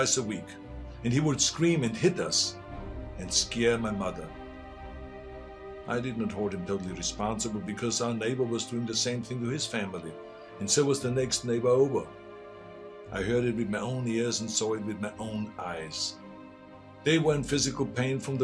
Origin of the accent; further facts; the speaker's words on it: Austria; now in United States; I grew up in Austria.